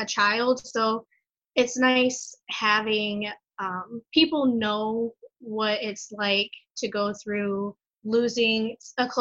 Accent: Michigan, United States; also born or lived in Guatemala; I am from Michigan. I am adopted from Guatemala

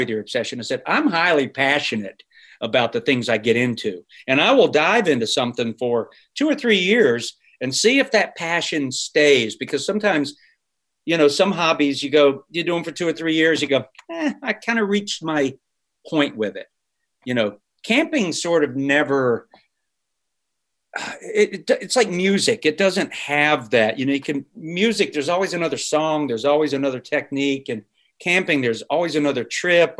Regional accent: Charlotte, North Carolina, United States; moved away; I grew up in Charlotte, North Carolina

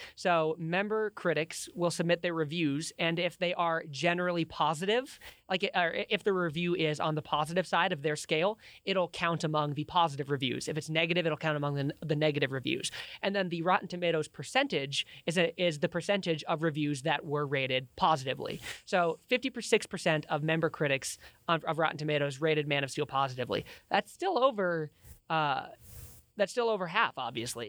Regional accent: Billings, Montana, United States; also born or lived in Laurel, Montana; was born and raised in Billings in Laurel, Montana, same as Liam

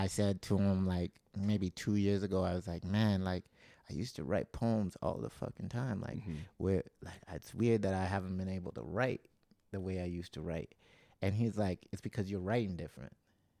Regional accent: Calgary, Alberta, Canada; where we grew up in Calgary, it was just a little hot. Like there's a part where we grew up in government housing

